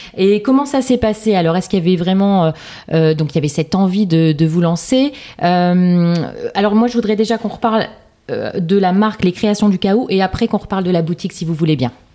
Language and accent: French; Lille, Hauts-de-France, France; Je suis lilloise